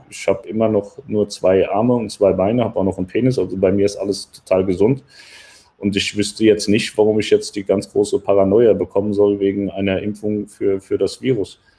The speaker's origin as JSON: {"language": "German", "region": "West Germany", "country": "Germany", "said": "ich bin nicht aus Ostdeutschland tatsächlich, ich komme aus dem Westen."}